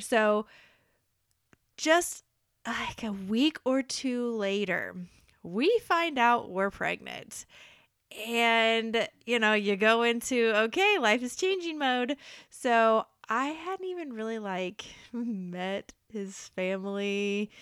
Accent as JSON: {"language": "English", "town": "Topeka", "region": "Kansas", "country": "United States", "tie": "born or raised there", "moved": "yes", "said": "Repping my hometown. So, a Kansas man"}